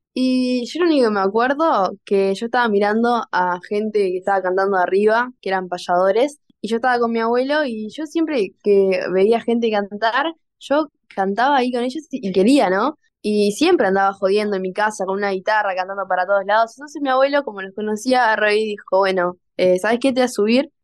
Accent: Florida, Uruguay; yo soy de Florida

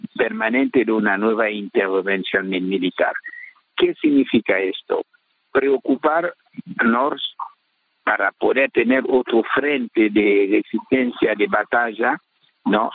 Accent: Haiti

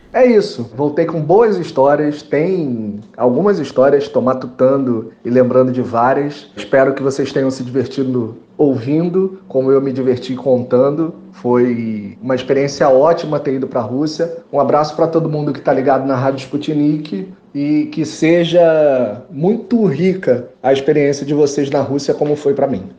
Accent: Rio de Janeiro, Brazil; jornalista, carioca, morando no Rio de Janeiro

